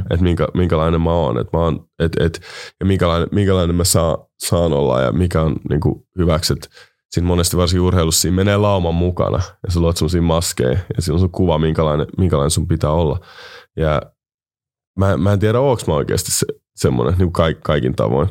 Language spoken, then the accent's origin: Finnish; Finland; mä oon kasvanut Suomessa